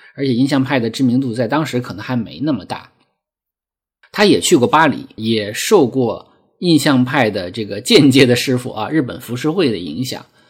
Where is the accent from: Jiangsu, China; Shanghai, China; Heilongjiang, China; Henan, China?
Heilongjiang, China; Lesser Khingan Mountains; moved away; 我生在黑龙江小兴安岭的一个国营农场，啊，其实也是一个有山有河、有草地的一个很美很美的小地方